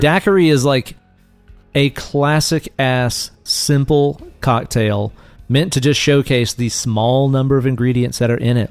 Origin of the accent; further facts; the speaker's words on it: Tennessee, United States; we are both Tennessee boys